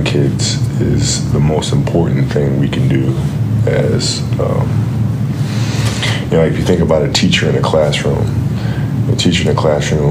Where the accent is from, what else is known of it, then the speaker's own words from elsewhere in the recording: Italy; growing up in Italy, we had a league called mini basket, and I played in mini basket